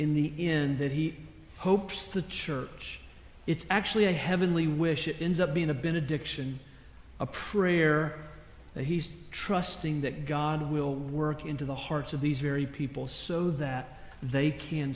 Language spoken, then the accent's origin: English; South Carolina, United States; I grew up in South Carolina